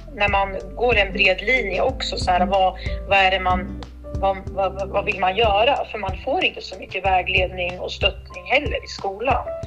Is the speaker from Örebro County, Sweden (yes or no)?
yes; Örebro, Örebro County, Sweden; Jag är uppväxt i Vivalla, om man ska kalla det lite så här förort här i Örebro